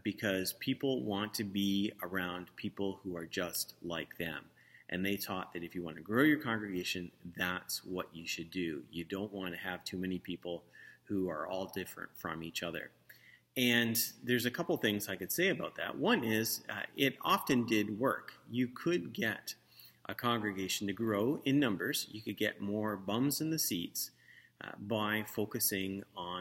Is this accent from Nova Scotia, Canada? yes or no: no; St. Catharines, Ontario, Canada; I grew up with here in St. Catharines